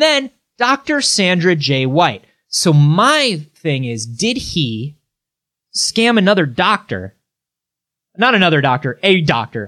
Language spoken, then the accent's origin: English; Florida, United States; I'm from Florida